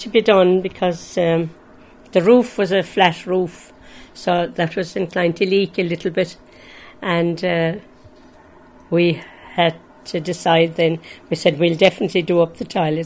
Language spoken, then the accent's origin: English; Limerick, Munster, Ireland; moved away as an adult; now in Kellys Cross, Ireland; I'm from Limerick